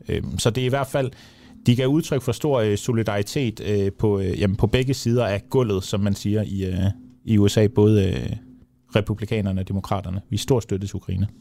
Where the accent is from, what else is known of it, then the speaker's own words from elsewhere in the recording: Denmark; vi som danskere